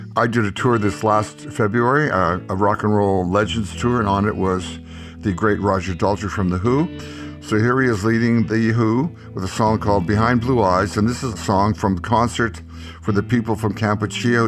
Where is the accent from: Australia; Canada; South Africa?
Canada; Winnipeg, Manitoba; growing up in Winnipeg, which is what I did, a very fortunate place to be born in the 40s